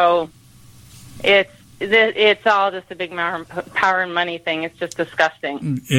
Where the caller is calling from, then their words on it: Phoenix, Arizona, United States; I'm calling from Phoenix, Arizona.